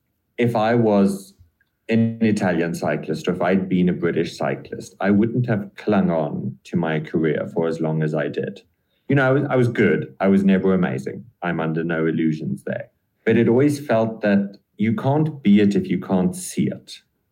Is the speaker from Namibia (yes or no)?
yes; Namibia; moved away as an adult; also born or lived in Europe; Yes, I am a white man in Namibia.